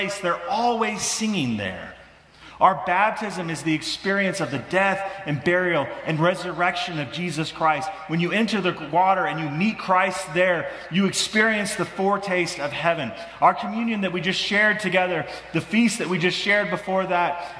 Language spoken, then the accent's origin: English; Midwest, United States; moved away; I grew up in the Midwest